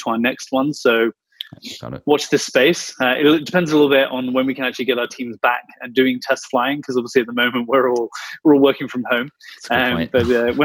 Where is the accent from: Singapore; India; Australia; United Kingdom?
United Kingdom; moved away as an adult; also born or lived in Peak District, United Kingdom; now in Munich, Germany; you can probably tell from my accent that I'm a Brit, right? Living in Germany